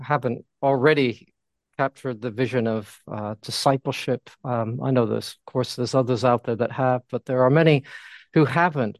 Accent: United States; moved away as an adult; now in London, United Kingdom; I am American, although my wife is uh, English and we moved here in 1988

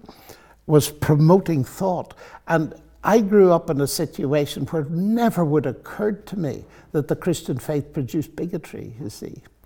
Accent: Northern Ireland, United Kingdom; moved away; also born or lived in Oxford, England; I'm from Northern Ireland.

